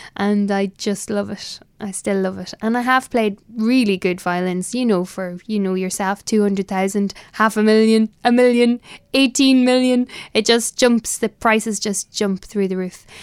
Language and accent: English; Ireland; I am Irish